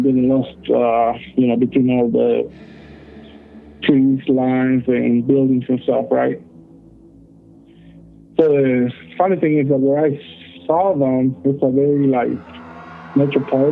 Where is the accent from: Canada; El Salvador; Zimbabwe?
El Salvador; now in Utah, United States; I'm originally from El Salvador, Central America